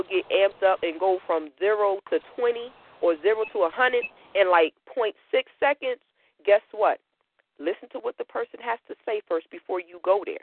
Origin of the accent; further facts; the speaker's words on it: Connecticut, United States; I'm from Connecticut. I grew up in the city